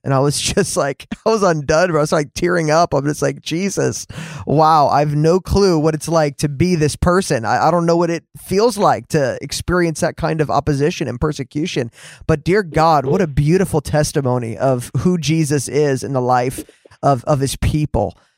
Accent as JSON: {"language": "English", "region": "New Jersey", "country": "United States", "tie": "born or raised there", "moved": "yes", "said": "I grew up in New Jersey too, man. I grew up there for 20 years of my life."}